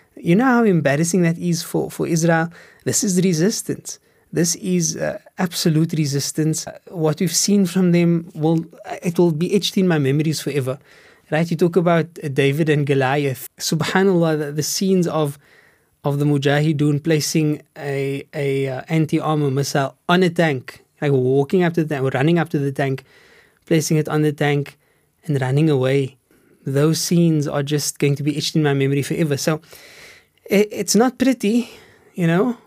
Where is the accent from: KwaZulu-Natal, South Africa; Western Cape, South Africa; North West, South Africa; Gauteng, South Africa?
Western Cape, South Africa; Cape Town; I grew up in Steenburg